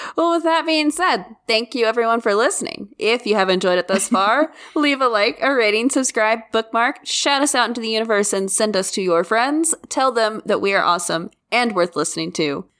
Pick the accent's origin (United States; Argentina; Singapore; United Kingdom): United States; Kansas